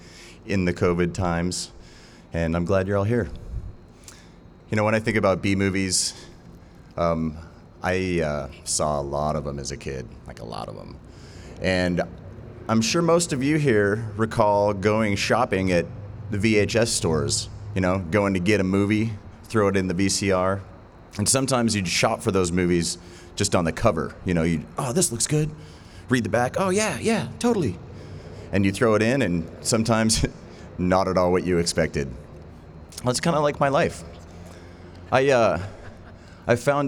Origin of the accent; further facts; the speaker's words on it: Hailey, Idaho, United States; we grew up together out in Indian Creek Canyon outside of Haley